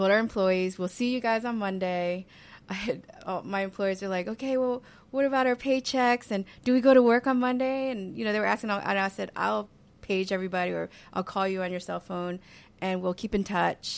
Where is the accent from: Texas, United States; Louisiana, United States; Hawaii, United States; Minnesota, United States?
Louisiana, United States; New Orleans; growing up in New Orleans